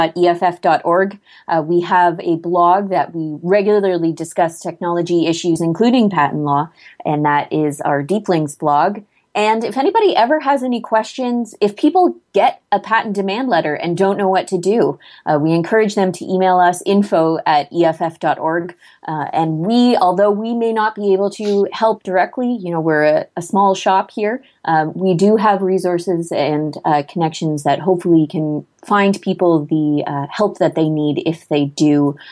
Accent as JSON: {"language": "English", "country": "Canada", "said": "as a Canadian"}